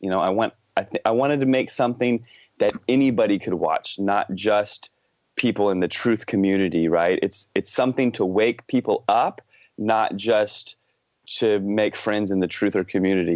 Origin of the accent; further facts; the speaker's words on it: United States; now in Vancouver, Canada; I grew up in the Washington, D.C. suburbs in the East Coast of the States.